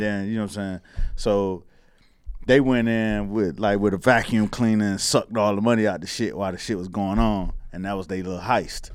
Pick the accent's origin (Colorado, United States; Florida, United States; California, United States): Florida, United States; Miami; growing up in Miami